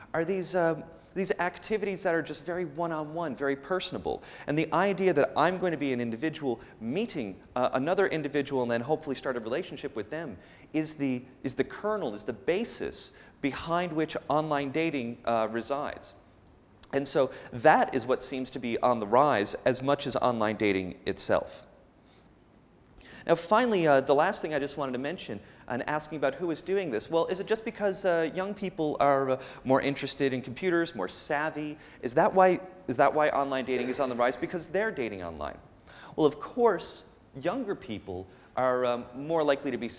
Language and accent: English; Canada; moved away; I'm from North America. I'm from Canada